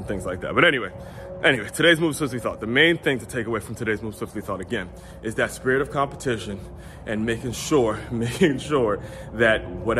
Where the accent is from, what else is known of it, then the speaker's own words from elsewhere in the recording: Silver Spring, Maryland, United States; I grew up in Maryland